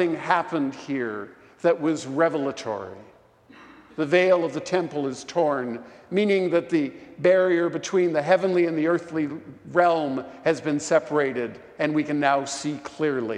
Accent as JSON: {"language": "English", "town": "Vancouver", "region": "British Columbia", "country": "Canada", "tie": "born or raised there", "moved": "yes", "lives_now": "Portland, United States", "said": "my hometown of Vancouver"}